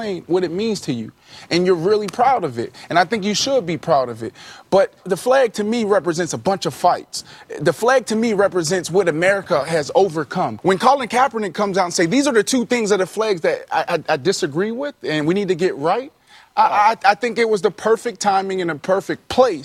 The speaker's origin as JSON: {"language": "English", "town": "Pittsburgh", "region": "Pennsylvania", "country": "United States", "tie": "born or raised there", "also_born_or_lived": "Orlando, Florida", "moved": "yes", "said": "I grew up in Pittsburgh, and that was the poorest county in Pennsylvania. And I also moved to Orlando, Florida"}